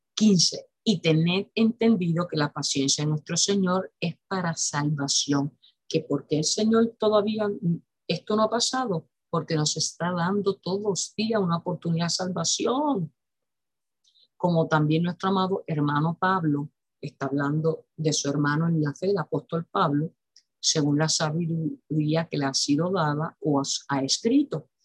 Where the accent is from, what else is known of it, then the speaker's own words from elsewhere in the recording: Puerto Rico; En mi país, Puerto Rico